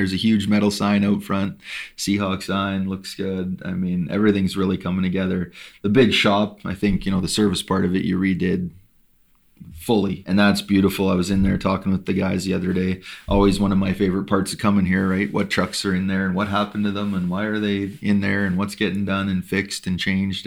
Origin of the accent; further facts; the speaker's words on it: Alberta, Canada; I'm from Alberta